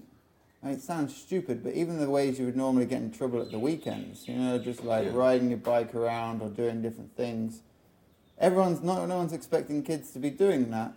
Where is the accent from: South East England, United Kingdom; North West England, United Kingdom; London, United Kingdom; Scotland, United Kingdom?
North West England, United Kingdom; Liverpool; moved away; I was born in Liverpool. Yeah, nice childhood. Grew up in a really nice place